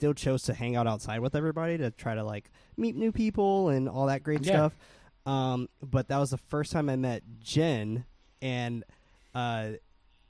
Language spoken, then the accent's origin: English; San Francisco, California, United States; born and raised in San Francisco